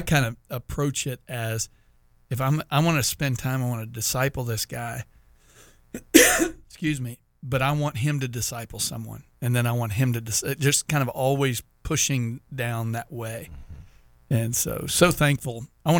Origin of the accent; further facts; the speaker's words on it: Texas, United States; now in Florida, United States; I'm from Texas